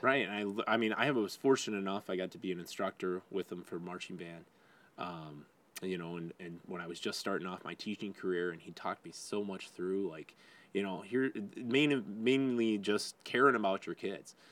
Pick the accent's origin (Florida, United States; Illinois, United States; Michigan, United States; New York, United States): Michigan, United States; Wyandotte; also born or lived in Lincoln Park; I grew up in Wyandotte